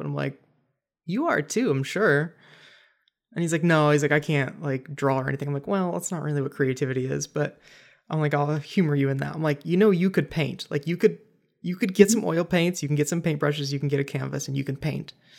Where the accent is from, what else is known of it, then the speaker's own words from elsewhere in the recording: Cleveland, Ohio, United States; also born or lived in Los Angeles; now in Columbus, United States; I'm from Cleveland area, not from Columbus, but still Ohio